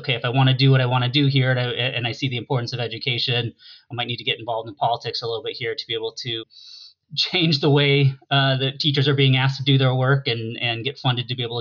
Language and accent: English; Iowa City, Iowa, United States; moved away as an adult; also born or lived in Madison, Wisconsin; I'm actually originally from Iowa. Yeah, so grew up in Iowa, Iowa City